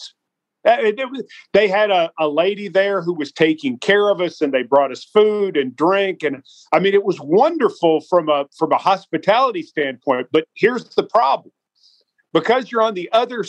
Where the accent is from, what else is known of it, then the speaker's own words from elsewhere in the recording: Franklin, United States; I started on the cable access station in my hometown of Franklin